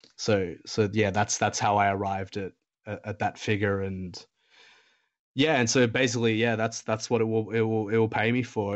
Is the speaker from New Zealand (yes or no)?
no; Australia; I, I'm an Australian